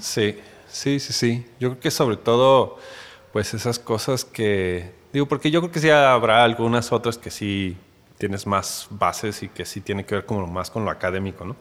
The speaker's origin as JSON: {"language": "Spanish", "region": "Mexico City", "country": "Mexico", "tie": "born or raised there", "moved": "as an adult", "lives_now": "Guadalajara, Mexico", "said": "yo soy chilango, nací allá en la que antes era el Distrito Federal"}